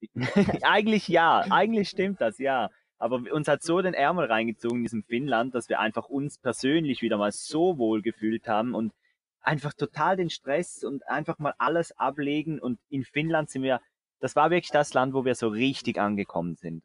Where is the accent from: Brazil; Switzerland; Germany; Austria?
Switzerland; bei uns in der Schweiz